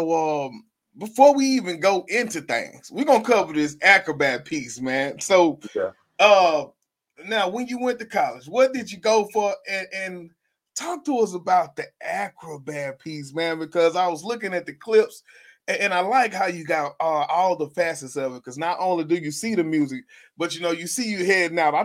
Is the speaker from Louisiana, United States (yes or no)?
yes; Shreveport, Louisiana, United States; I'm from Shreveport, Louisiana